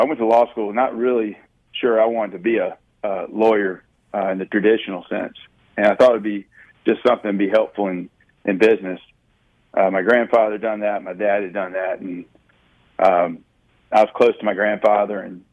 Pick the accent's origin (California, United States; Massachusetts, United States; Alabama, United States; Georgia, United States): Alabama, United States; Pike Road; I grew up out in the country, and I mean, it was almost a four-way stop area, about half an hour outside of Montgomery, Alabama, in a place called Pike Road